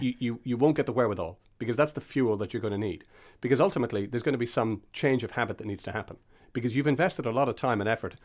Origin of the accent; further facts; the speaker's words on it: Castlebellingham, Leinster, Ireland; I grew up in Castle Bellingham outside of Dundalk